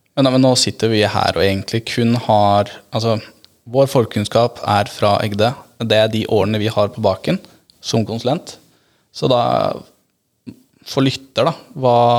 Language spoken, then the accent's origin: Norwegian; Agder, Norway; also born or lived in Grimstad; så er jeg fra Syden. Jeg holder til på Sørlandet.